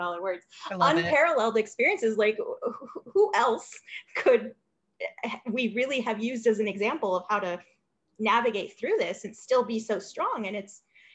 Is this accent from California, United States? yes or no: yes; Los Angeles, California, United States; I came from Los Angeles, hugely diverse city